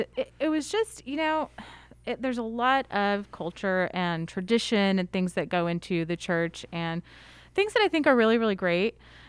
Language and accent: English; Orange County, California, United States; Yeah, so born and raised in Orange County, but my parents moved here.